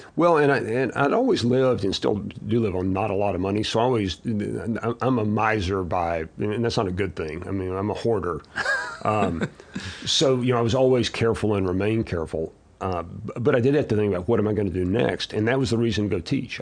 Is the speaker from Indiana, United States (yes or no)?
no; Abilene, Texas, United States; I was, uh, born and raised in Abilene, Texas, so small town